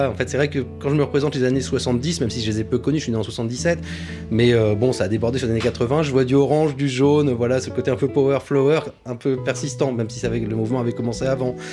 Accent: England, United Kingdom; born there; moi je suis né en Angleterre, et euh, ma mère était, vraiment anglophile et on a grandi dans cette culture.

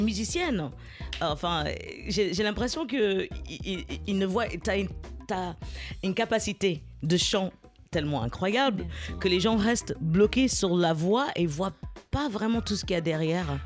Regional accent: United States; on est deux Américaines

